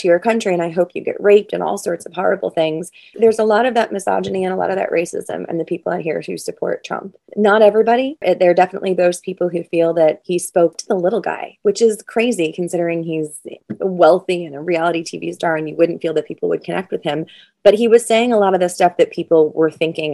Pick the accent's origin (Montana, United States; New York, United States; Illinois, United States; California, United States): New York, United States; Amityville; I grew up on Long Island in Amityville in the house that my grandparents bought when they first moved out from the city